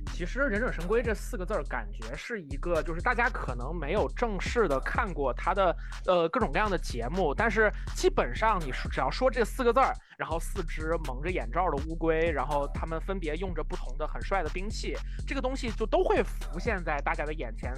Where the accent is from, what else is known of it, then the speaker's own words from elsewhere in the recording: Northeast China, China; 我其实也是出生在北方东北嘛